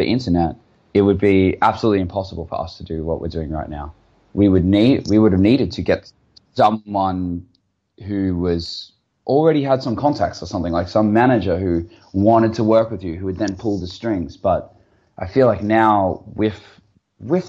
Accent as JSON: {"language": "English", "country": "Australia", "said": "I'm from Australia too"}